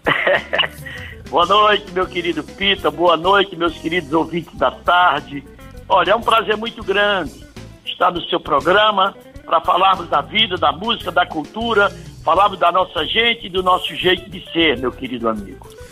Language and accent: Portuguese; Northeast Region, Brazil; eu sou nordestino, amo o Nordeste